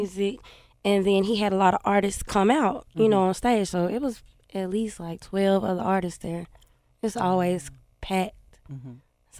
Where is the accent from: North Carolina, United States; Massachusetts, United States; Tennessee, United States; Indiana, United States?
Tennessee, United States; Germantown; I'm from Germantown.